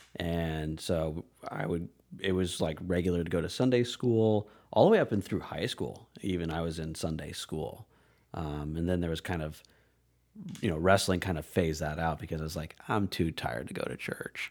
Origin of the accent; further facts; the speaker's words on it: Red Oak, Iowa, United States; also born or lived in Aurora, Colorado / Omaha, Nebraska; I, I was one of those kids. Bug collecting, tree climbing, pushing the boundaries of curfew just to be out as, outside as long as I could. Um, yeah, in, in small town Iowa